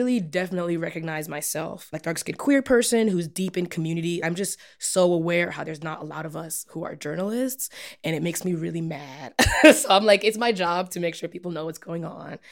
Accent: New York, United States; moved away as an adult; also born or lived in Evanston, Illinois; now in Chicago, United States; My family's from New York

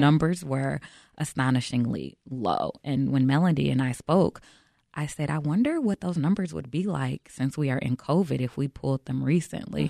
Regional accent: Chicago, Illinois, United States; I'm born and raised in Chicago

